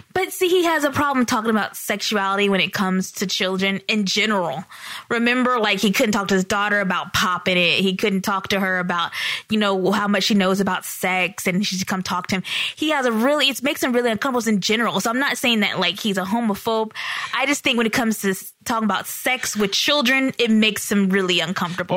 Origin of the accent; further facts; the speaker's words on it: the South, United States; we're from the South